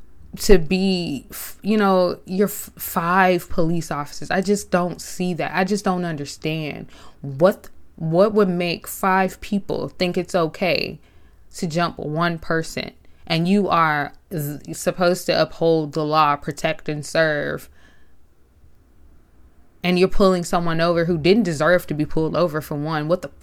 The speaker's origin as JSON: {"language": "English", "town": "Memphis", "region": "Tennessee", "country": "United States", "said": "I'm from Memphis, Tennessee."}